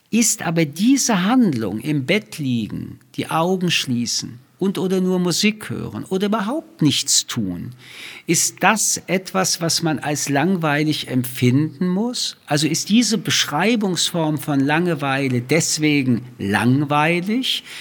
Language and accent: German; Paris, Île-de-France, France; born there; Wie Sie wissen, bin ich in Paris geboren.